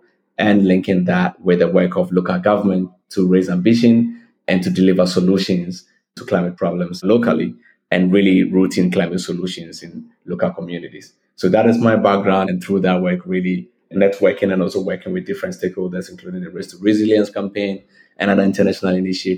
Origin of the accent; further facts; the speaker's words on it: Ghana; Growing up in Africa and in Ghana